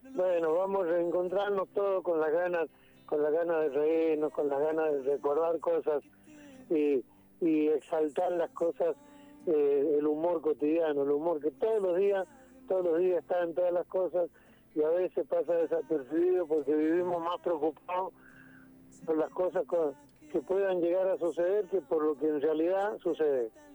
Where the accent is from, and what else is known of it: Argentina